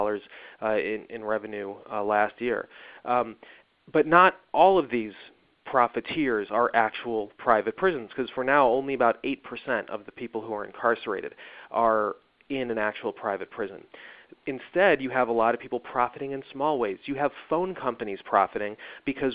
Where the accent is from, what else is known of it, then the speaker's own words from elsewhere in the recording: Evanston, Illinois, United States; moved away; my hometown of Evanston